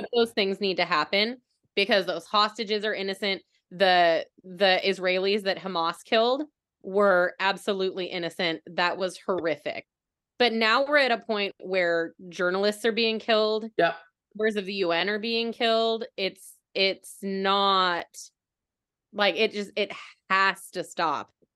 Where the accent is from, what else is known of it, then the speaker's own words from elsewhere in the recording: United States; being an American